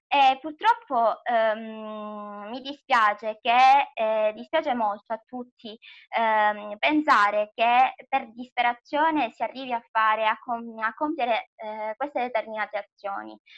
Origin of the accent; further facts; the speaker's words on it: Palma di Montechiaro, Sicily, Italy; il mio paesino di origine è appunto Palma di Montechiaro